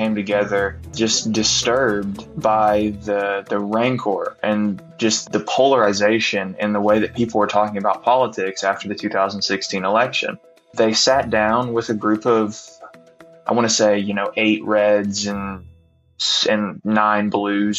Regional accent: Bristol, Virginia, United States; now in Kingsport, United States; I grew up in Bristol, Virginia. I currently live in Kingsport, Tennessee

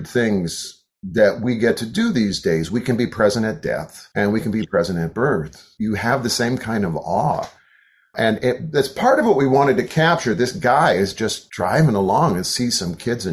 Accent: Wisconsin, United States; moved away as an adult; also born or lived in Southeast United States; I was raised in Wisconsin and 50 years ago moved to the Southeast.

